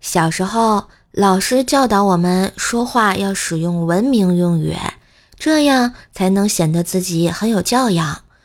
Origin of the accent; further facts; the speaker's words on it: Tianjin, China; 欢迎来我们天津吃的豆腐脑儿